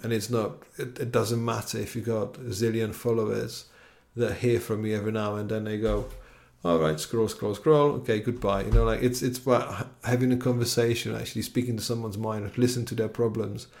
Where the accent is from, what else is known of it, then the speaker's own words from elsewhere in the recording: Czechia; now in London, United Kingdom; where I'm from Czech Republic